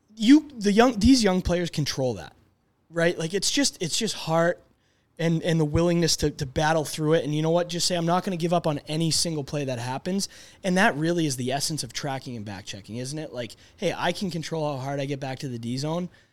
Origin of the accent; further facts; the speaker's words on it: Boston, Massachusetts, United States; I grew up in Boston